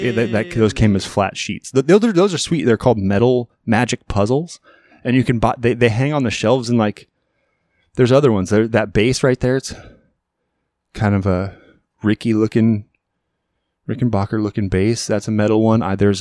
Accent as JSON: {"language": "English", "country": "Ireland", "said": "But it's also because I'm Irish."}